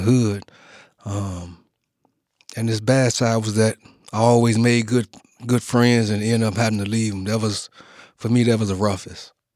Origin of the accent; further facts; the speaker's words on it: Chicago, Illinois, United States; I was born and raised in Chicago